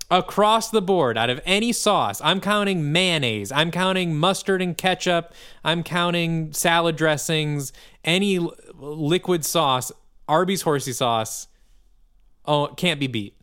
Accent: Midwest, United States; as a Midwesterner

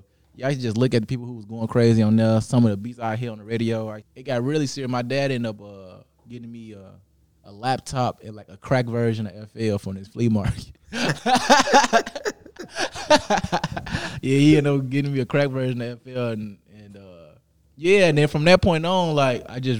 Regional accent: Chicago, Illinois, United States; I'm from Chicago. I started off, you know, just being around my cousins

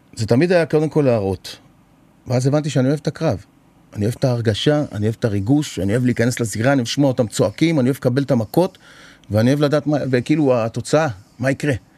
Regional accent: Israel; באתי מישראל

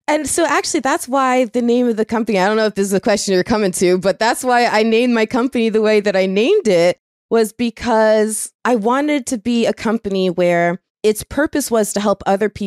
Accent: Florida, United States; I'm from Florida. So being from Florida

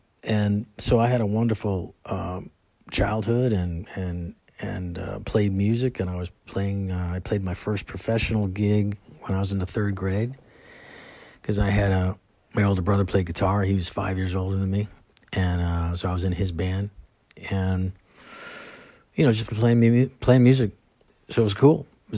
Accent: Buffalo, New York, United States; I grew up in Buffalo, New York, Western New York, where it's really cold, like Chicago. Wind coming off of the lake, just a different lake.

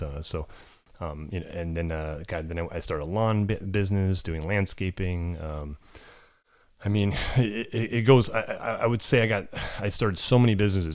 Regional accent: California, United States; I grew up in America, um, little farm out in California

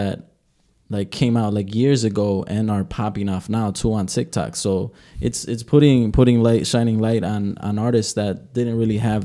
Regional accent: Wisconsin, United States; I'm also from Wisconsin.

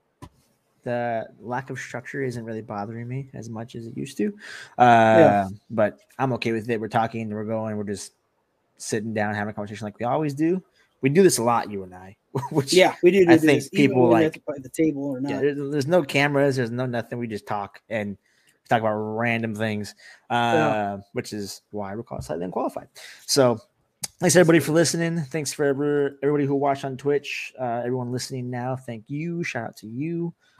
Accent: Arizona, United States

